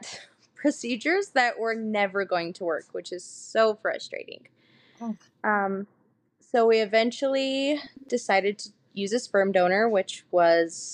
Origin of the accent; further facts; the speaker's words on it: Utah, United States; I'm from Utah, born and raised